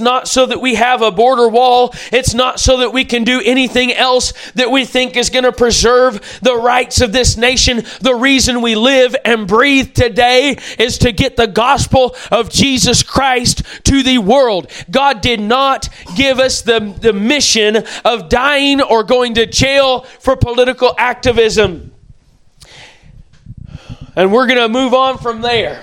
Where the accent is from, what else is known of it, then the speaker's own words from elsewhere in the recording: United States; as American citizens